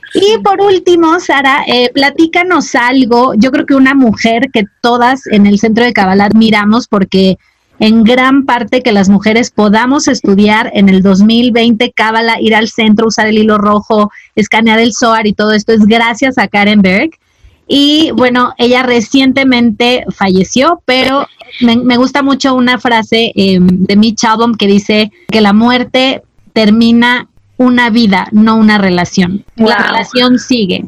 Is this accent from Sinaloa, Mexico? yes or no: yes; Mazatlán, Sinaloa, Mexico; Yo crecí en Mazatlán, que es un puerto